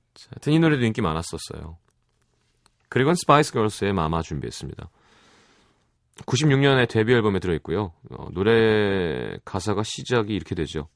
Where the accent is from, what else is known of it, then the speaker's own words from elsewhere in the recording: South Korea; 한국 사람인 게